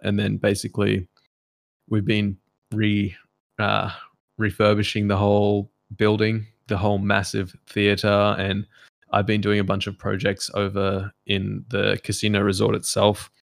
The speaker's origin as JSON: {"language": "English", "country": "Macau", "tie": "born or raised there", "moved": "yes", "said": "growing up in Macau and how much fun it was"}